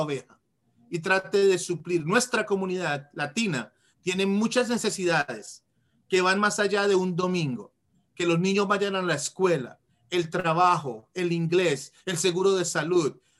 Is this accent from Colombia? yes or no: yes; Colombia; moved away as an adult; now in Washington, D.C., United States; Vivo en Washington, D.C., cerca de Washington, D.C., original de Colombia. Uh, ah, inmigré a los Estados Unidos cuando tenía como 19 años